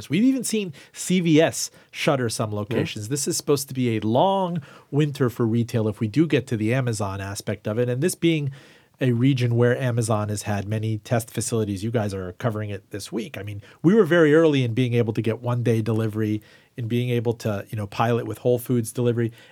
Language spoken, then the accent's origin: English; Iran; Yeah, you know, I came from Iran, and I told everybody that … was about my homeland